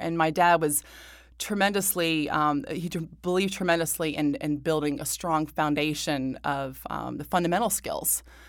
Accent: Buffalo, New York, United States; born there; And then I was born in Buffalo with the Buffalo Braves when he had his best years, I would say, as a player. And I was born there.

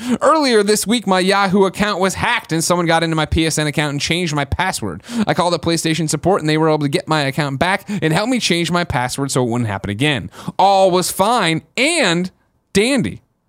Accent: New England, United States; I'm from New England.

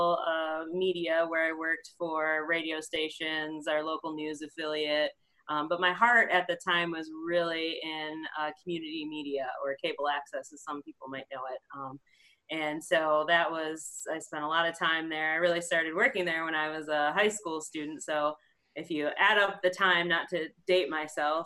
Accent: Portage, Michigan, United States; I'm originally born and raised in Portage, which is a little south of the Kalamazoo area

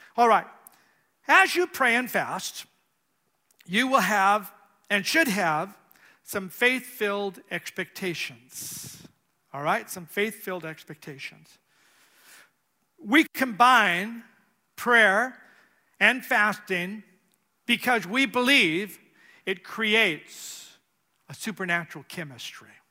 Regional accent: California, United States; moved away as an adult; I'm from California

